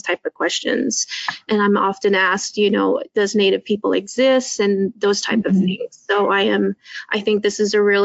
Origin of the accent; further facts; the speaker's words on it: Four Corners area, New Mexico, United States; moved away; I'm originally from New Mexico. I grew up in the Four Corners area